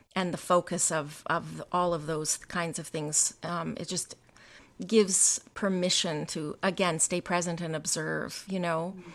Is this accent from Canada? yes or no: yes; the Canadian prairies, Canada; I grew up in Canada, um, in, on the prairies in a very small town